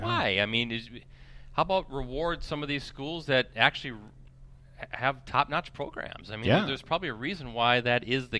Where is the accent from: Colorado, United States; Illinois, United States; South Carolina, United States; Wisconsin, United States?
Wisconsin, United States; Wisconsin Valley Conference, United States; I grew up in the Wisconsin Valley Conference